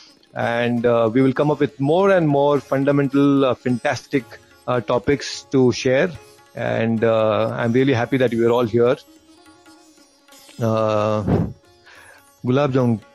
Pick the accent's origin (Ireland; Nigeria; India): India; Bangalore, Karnataka; I'm from Bangalore